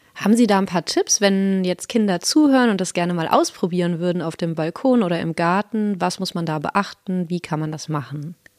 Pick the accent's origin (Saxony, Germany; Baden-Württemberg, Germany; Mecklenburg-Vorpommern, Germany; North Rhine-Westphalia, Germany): North Rhine-Westphalia, Germany; moved away; ich komme vom anderen Ende aus Deutschland, nämlich aus Nordrhein-Westfalen